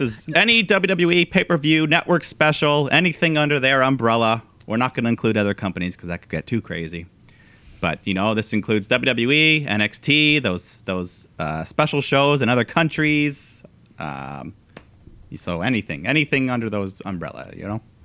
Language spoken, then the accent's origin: English; Canada; our culture as a Canadian nation